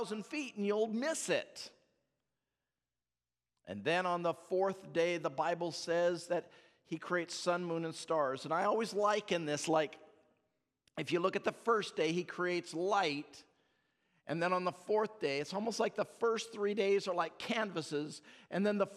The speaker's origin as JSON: {"language": "English", "region": "Alaska", "country": "United States", "said": "I come from Alaska"}